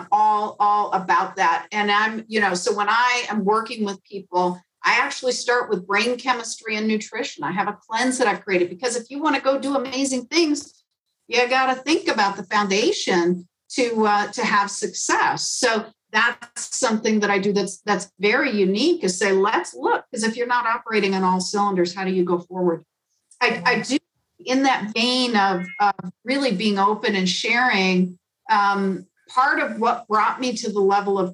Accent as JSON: {"language": "English", "town": "Chicago", "region": "Illinois", "country": "United States", "tie": "born or raised there", "moved": "yes", "said": "I grew up in Chicago"}